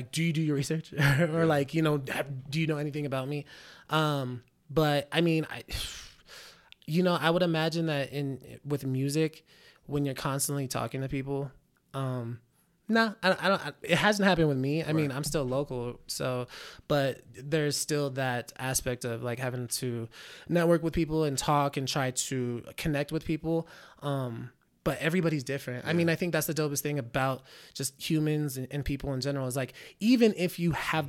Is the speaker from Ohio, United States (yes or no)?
no; Reno, Nevada, United States; also born or lived in Bay Area, United States; I'm from the Bay Area. So, yeah. but I mean, I've been in Reno since I was five.